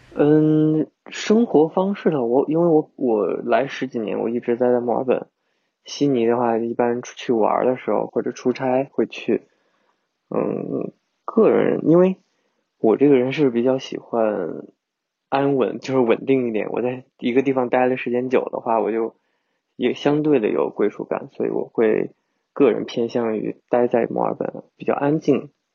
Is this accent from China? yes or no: yes; China; now in Melbourne, Australia; 是不是我们中国人的思想就是喜欢对比啊